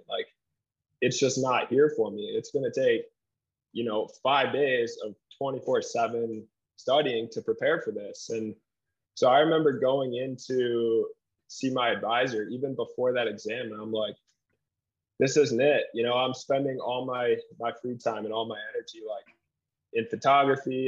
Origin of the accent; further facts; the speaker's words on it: Grand Rapids, Michigan, United States; moved away as an adult; now in Salt Lake City, United States; I'm from Grand Rapids, Michigan